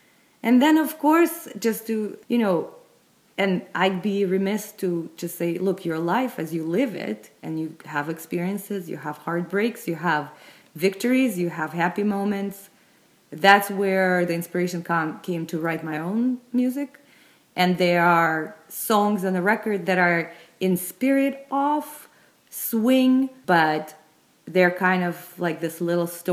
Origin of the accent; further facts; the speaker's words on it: Moscow, Russia; I grew up in Moscow, actually, in Russia.